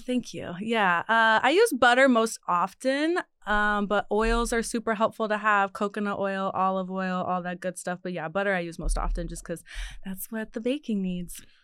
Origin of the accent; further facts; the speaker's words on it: Ohio, United States; moved away; I'm from Ohio